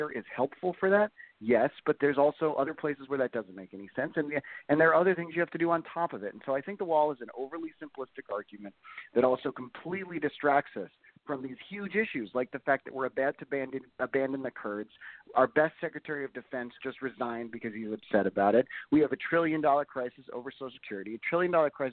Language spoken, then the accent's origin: English; San Diego, California, United States; I'm from San Diego.